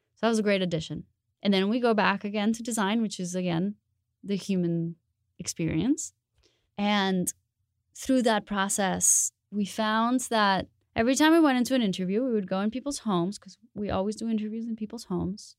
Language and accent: English; Bogotá, Bogotá Capital District, Colombia; moved away; I am originally from Colombia. Um, I grew up in Bogota